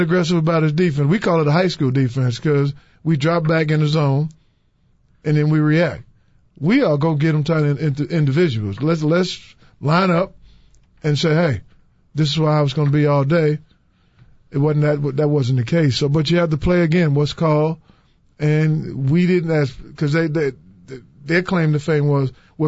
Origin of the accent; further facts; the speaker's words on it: New York City, New York, United States; also born or lived in Louisville, Kentucky; now in Chicago, United States; I'm proud of where I came from, Brownsville and Brooklyn, New York